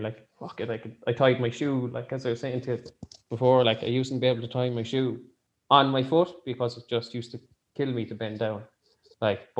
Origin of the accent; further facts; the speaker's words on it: Ireland; as an Irish people